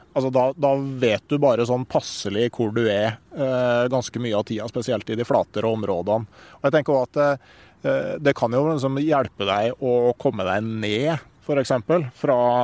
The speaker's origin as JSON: {"language": "Norwegian", "town": "Gausdal", "region": "Innlandet", "country": "Norway", "tie": "born or raised there", "said": "hjemme i Gausdal"}